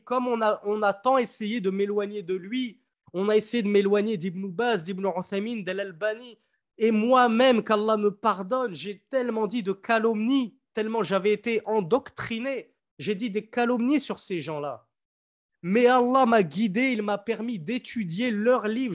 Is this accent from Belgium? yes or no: no; France; moved away; quand j'étais petit, en France, je croisais des églises, des cathédrales